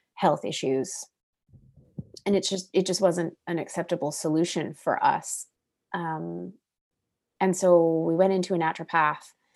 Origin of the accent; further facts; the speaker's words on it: Oregon, United States; moved away as an adult; now in British Columbia, Canada; I'm originally from Oregon and, uh, and grew up there with my family.